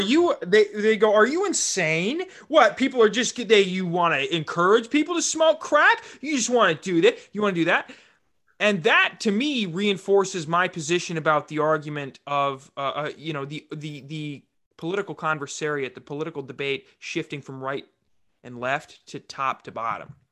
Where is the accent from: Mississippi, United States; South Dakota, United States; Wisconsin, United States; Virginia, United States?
South Dakota, United States; Rapid City; in South Dakota, like, I grew up in Rapid City.